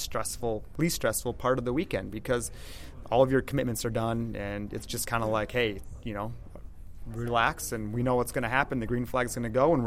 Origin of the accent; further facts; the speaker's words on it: Texas, United States; being from Texas, I think, you know, I can say this because I am from Texas